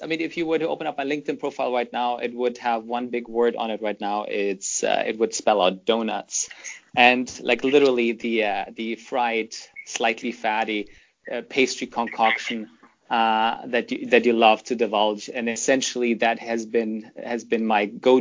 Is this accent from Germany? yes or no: yes; Germany; English is a second language; moved away as an adult; also born or lived in Toronto, Canada / United Kingdom; now in London, United Kingdom; I grew up in Germany until the age of 17, until my parents, shipped me off to Canada to go there initially just to study for 2 years English